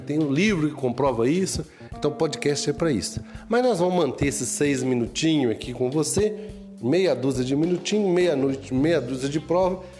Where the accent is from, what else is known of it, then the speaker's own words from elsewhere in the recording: Itabira, Minas Gerais, Brazil; sou de Poema